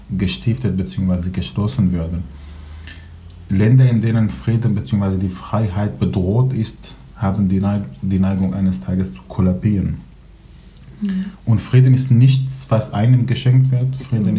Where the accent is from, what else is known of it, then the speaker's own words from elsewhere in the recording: Aleppo, Aleppo Governorate, Syria; first language Kurdish, Arabic; German is a second language; moved away as an adult; now in Germany; Ich, ich komme aus Syrien, aus Aleppo. Ich bin Kurde, mit zwei Sprachen aufgewachsen, Kurdisch und Arabisch. Mhm. Da habe ich meine Kindheit verbracht.